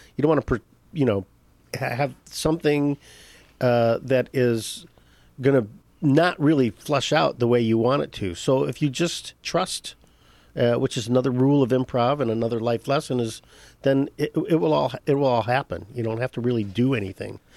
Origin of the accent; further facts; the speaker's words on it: Detroit, Michigan, United States; moved away as an adult; also born or lived in Chicago; I'm originally from Detroit, Michigan. Born and raised, uh, moved to Chicago in nineteen eighty-five